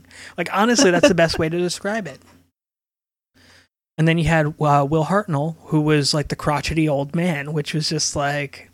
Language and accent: English; Northeast, United States; growing up in the Northeast, we had PBS